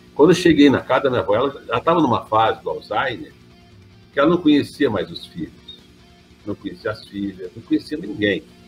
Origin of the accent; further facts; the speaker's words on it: Franca, São Paulo, Brazil; Sou francano, nascido e criado em Franca